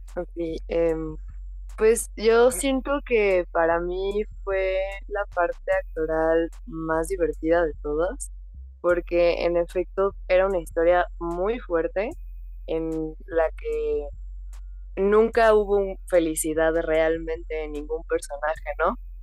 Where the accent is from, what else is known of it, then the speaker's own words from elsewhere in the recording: Mexico; yo me encuentro en México, eh, yo soy mexicana, vivo acá